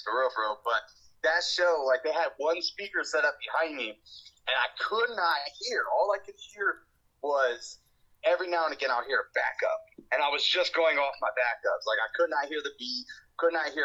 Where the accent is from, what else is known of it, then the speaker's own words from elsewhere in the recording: Columbus, Ohio, United States; I'm from Columbus